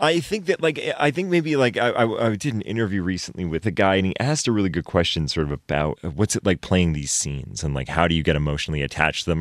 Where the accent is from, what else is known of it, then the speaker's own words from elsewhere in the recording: Maine, United States; also born or lived in Chicago; now in Los Angeles, United States; I grew up in Maine